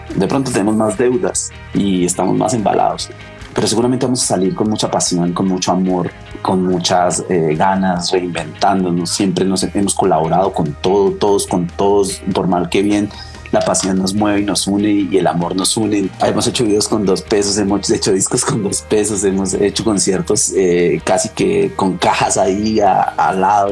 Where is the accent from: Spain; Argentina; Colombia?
Colombia; Turmequé, Boyacá; moved away; de mi pueblo, de Enturmeque